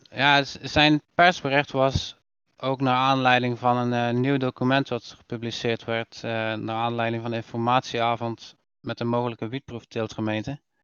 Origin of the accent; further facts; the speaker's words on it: Terneuzen, Zeeland, Netherlands; Terneuzen, wat wel altijd een leuk dingetje is voor mij, want dat is immers waar ik ben geboren